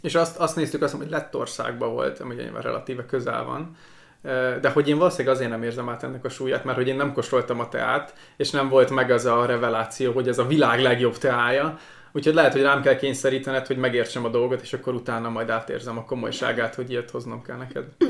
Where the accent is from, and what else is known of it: Hungary; moved away as an adult; now in Estonia